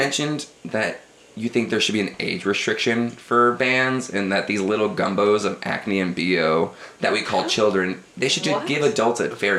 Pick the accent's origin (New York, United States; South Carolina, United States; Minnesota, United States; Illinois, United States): Illinois, United States; Chicago; I'm from Chicago